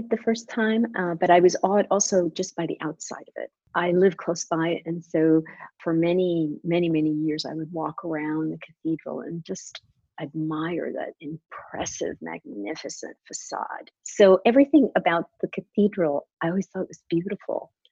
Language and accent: English; Washington, District of Columbia, United States; also born or lived in Bogota, Colombia; I am a Washingtonian of about 30 years already, but I have sort of two sides of my personality. I was born in Bogota, Colombia, mm-hmm. and came here when I was very young.